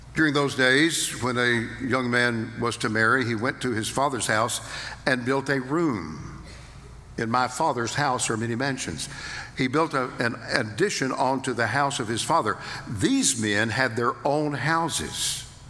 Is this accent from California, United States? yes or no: no; Fort Worth, Texas, United States; I was born in Fort Worth, Texas